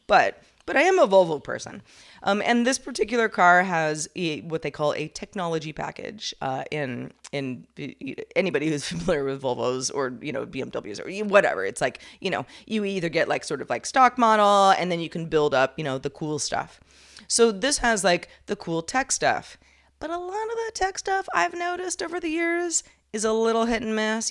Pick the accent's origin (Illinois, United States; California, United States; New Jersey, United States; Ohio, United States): California, United States; I'm just from California.